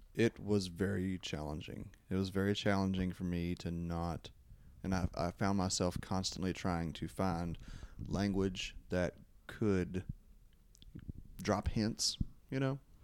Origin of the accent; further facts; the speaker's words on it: Louisville, Kentucky, United States; I was from Louisville